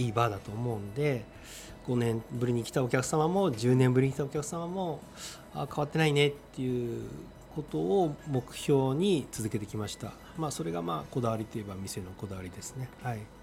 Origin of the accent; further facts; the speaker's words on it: Imaichi, Tochigi, Japan; moved away as an adult; also born or lived in Nikko, Tochigi / Maizuru, Kyoto / Kyoto / Ginza, Tokyo; 旧今市市に越しまして、うん、まあ、小学校中学校高校と